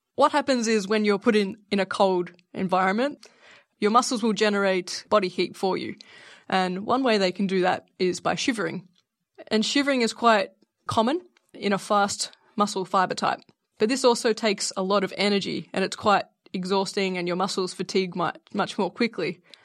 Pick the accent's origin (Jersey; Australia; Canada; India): Australia; I am Australian